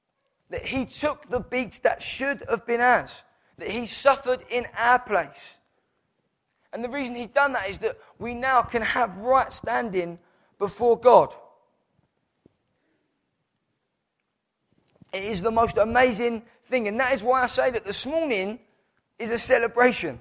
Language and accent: English; Downham, United Kingdom; I was born in Downham.